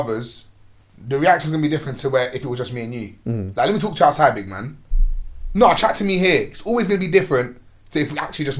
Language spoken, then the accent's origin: English; London, United Kingdom; In one square in my hood, Chippenham, not too far from here. I grew up in Mozart across the bridge from where we are now.